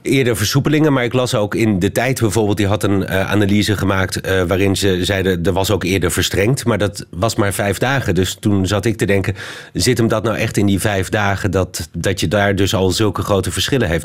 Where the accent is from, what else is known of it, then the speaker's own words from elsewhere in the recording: Belgium; hier in België bij ons